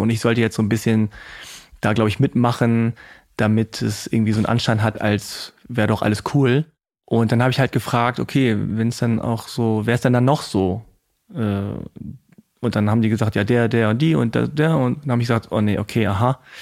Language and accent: German; Hanover, Lower Saxony, Germany; ich bin aus Hannover